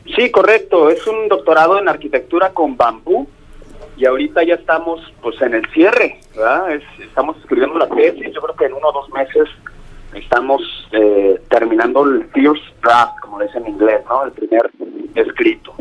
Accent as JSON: {"language": "Spanish", "country": "Mexico", "also_born_or_lived": "near Marseille, France", "moved": "as an adult", "said": "somos 10 mexicanos"}